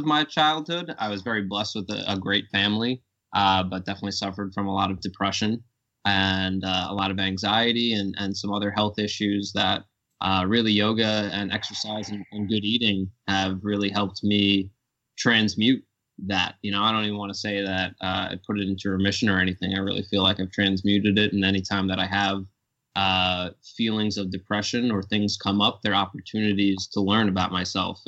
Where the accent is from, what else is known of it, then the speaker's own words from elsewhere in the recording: Kings Park, New York, United States; Born and raised on Strong Island here. Grew up in Kings Park, had a pretty normal childhood